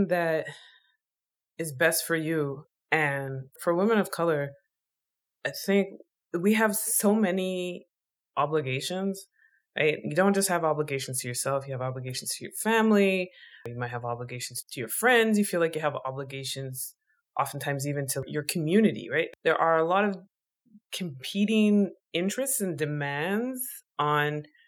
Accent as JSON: {"language": "English", "country": "Canada", "tie": "born or raised there", "said": "I grew up in Canada"}